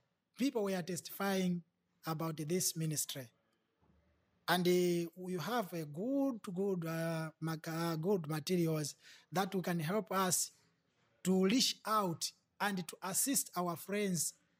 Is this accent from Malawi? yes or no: yes; Mzuzu, Northern Region, Malawi; from Zuzu.